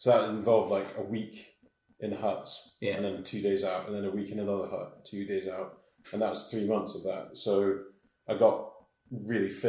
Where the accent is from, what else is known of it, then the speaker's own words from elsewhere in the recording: Laggan, Scotland, United Kingdom; Okay, so I was, I lived in Laggan. I was brought up in Laggan.